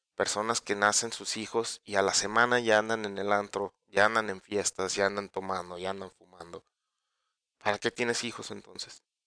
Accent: Mexico; todos como mexicanos, los que somos padres de familia

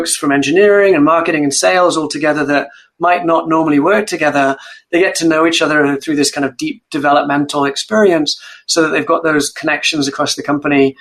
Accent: Wales, United Kingdom; moved away as an adult; also born or lived in Cambridge; I grew up in Wales, a proud Welshman and Welsh rugby fan.

